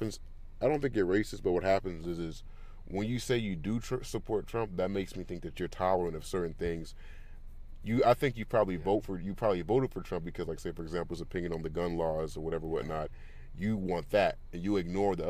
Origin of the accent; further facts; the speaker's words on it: California, United States; I grew up in California